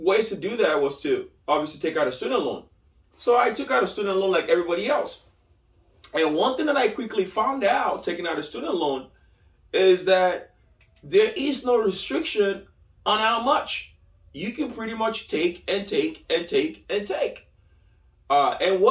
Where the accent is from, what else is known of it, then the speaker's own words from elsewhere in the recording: Lagos, Nigeria; moved away as an adult; now in United States; I grew up in Nigeria. I was born in Lagos, Nigeria. So I moved out here in late 2008, early 2009